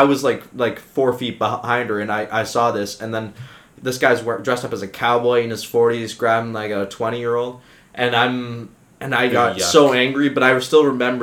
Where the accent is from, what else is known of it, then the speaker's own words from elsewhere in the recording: Richmond Hill, Ontario, Canada; North of the city, Richmond Hill